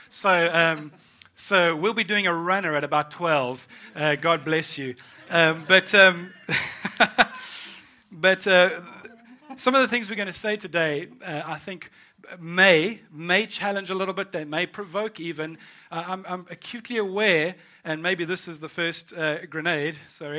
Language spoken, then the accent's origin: English; South Africa; moved away as an adult; now in United Kingdom; I am born and raised in South Africa, and I moved to the UK in 2000